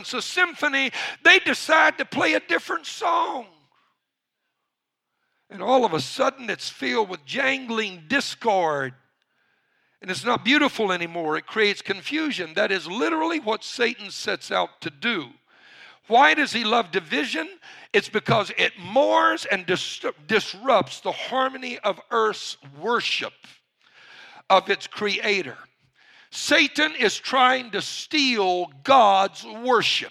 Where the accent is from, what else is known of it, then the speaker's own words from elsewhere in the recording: Cajun, Louisiana, United States; I'm a Cajun